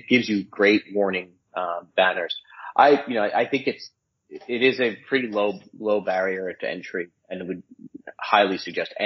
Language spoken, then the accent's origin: English; United States; also born or lived in New Jersey; now in Connecticut, United States; I'm a transplant. My wife's from here. I'm from New York, New Jersey.